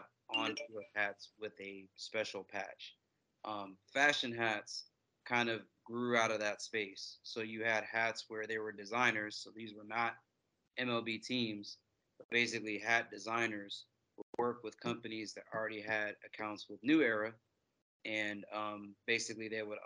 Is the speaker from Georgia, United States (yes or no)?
yes; Atlanta, Georgia, United States; I'm from Atlanta, so I'm born and raised from here